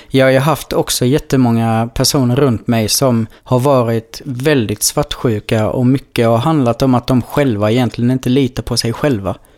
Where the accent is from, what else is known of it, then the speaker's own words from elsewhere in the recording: Blekinge, Sweden; moved away as an adult; jag kommer från Blekinge